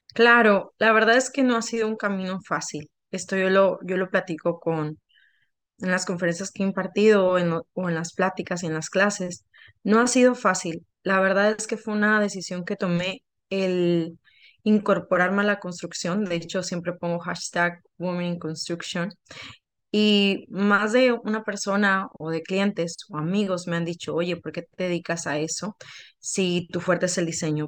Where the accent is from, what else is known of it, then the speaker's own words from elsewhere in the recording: Sinaloa, Mexico; moved away; en Sinaloa, de donde yo vengo